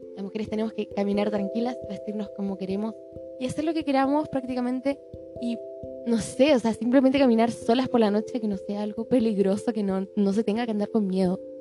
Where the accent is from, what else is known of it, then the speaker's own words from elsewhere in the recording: Chile; Chile, que es el país donde vivo y de donde soy